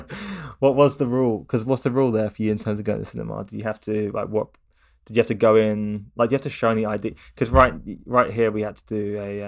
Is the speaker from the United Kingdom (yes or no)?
yes; Watford, East of England, United Kingdom; born there; I was born in Watford and I lived there for a very short period of time. But I spent most of my time not living in Watford, actually.